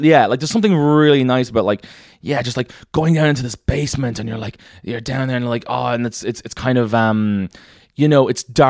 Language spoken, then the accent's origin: English; Celbridge, Leinster, Ireland; also born or lived in Dublin; grew up from Kildare.